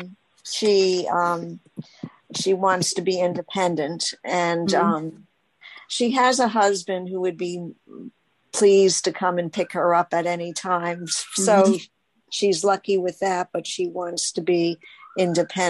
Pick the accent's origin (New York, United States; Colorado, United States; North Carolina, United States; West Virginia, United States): New York, United States; I'm from New York